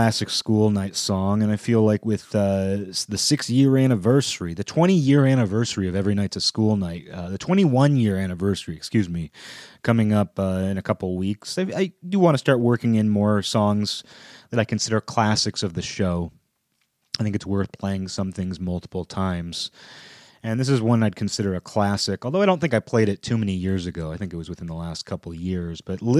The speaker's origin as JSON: {"language": "English", "town": "Seattle", "region": "Washington", "country": "United States", "tie": "born or raised there", "said": "I live in, you know, I grew up in the Seattle area, you know, I still live about an hour outside of Seattle"}